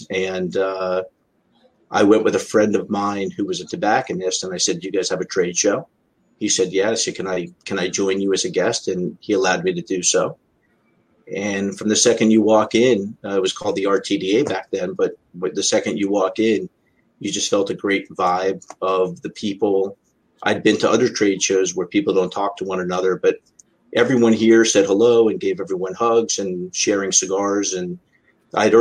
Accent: Miami, Florida, United States; I'm born and raised in Miami

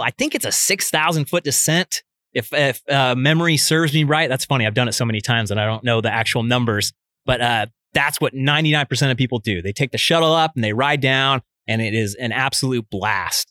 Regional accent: Fairfield, California, United States; also born or lived in Vallejo, California; I'm from Northern California. I grew up in Fairfield.

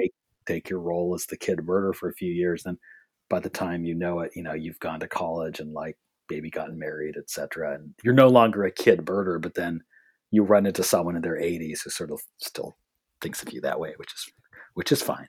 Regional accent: San Gabriel Valley, Southern California, United States; moved away as an adult; also born or lived in Boston; I'm actually from Southern California. Yeah, I grew up in the San Gabriel Valley

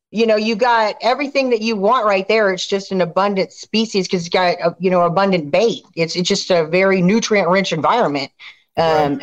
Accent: Clear Lake, Texas, United States; also born or lived in Raceland, Louisiana; I grew up in Clear Lake. I was born actually in Raceland, Louisiana, down in the south.

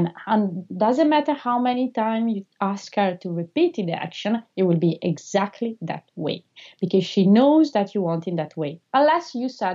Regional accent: Italy; first language Italian; English is a second language; moved away; I'm also Italian, so I don't know how she will perceive my accent.

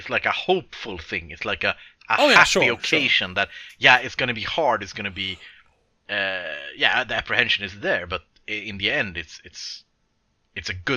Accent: Sweden; I'm from Sweden where we don't have this thing where there is war all the time

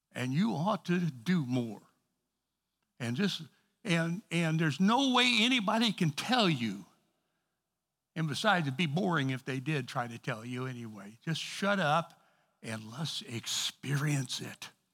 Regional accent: East St. Louis, Illinois, United States; I'm from East Saint Louis

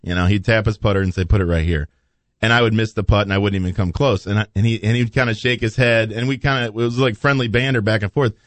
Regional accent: Belleville, Illinois, United States; my hometown, Belleville, Illinois

